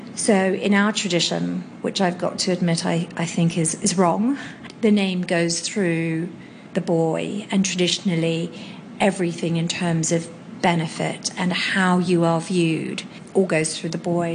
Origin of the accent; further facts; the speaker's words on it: Hong Kong; I was born and raised in Hong Kong in 1972